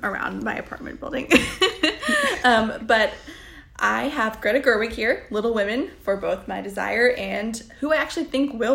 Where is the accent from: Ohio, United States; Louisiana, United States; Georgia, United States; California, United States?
Ohio, United States; Dayton; born or raised there; moved away